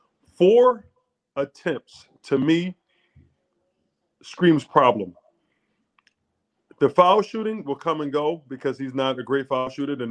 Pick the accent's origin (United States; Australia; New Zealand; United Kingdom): United States; Philadelphia, Pennsylvania; I'm born and raised in Philadelphia